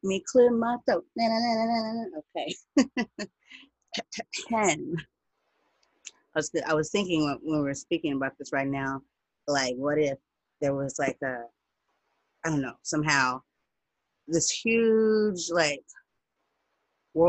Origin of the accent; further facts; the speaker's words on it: United States; I'm not from Africa. I'm black, I'm American